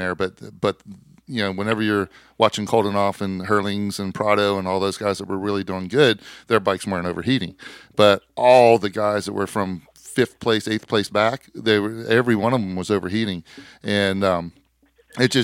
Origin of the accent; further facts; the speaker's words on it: United States; as an American